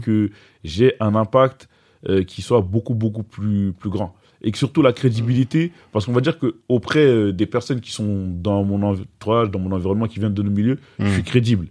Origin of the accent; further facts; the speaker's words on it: Gennevilliers, Île-de-France, France; also born or lived in Bamako, Mali; d'où je viens, je viens de Gennevilliers. Donc j'ai grandi cité du lutte.